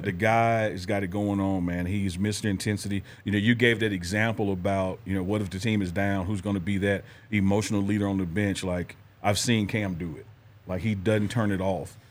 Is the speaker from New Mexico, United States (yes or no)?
no; Mississippi, United States; I'm from Mississippi